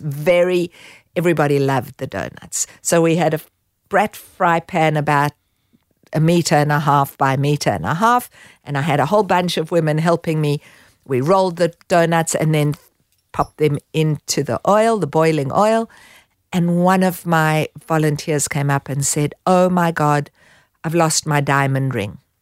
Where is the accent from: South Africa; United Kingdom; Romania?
South Africa; moved away as an adult; also born or lived in Israel / Haifa, Israel; now in Australia; growing up in South Africa, I was in a youth movement